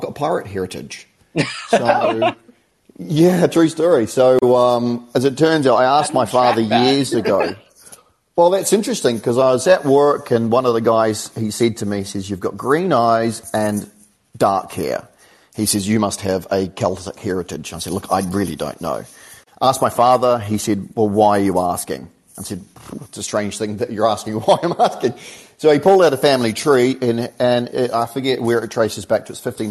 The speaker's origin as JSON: {"language": "English", "country": "New Zealand", "also_born_or_lived": "United Kingdom", "moved": "as an adult", "said": "I'm from New Zealand, and I'm currently in New Zealand"}